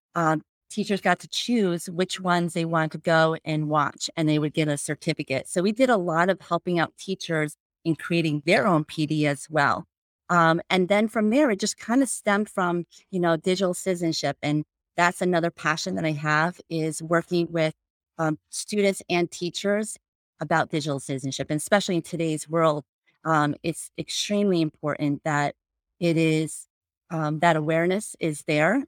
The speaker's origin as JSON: {"language": "English", "region": "New Jersey", "country": "United States", "tie": "born or raised there", "also_born_or_lived": "Ohio", "moved": "as an adult", "said": "I grew up in New Jersey"}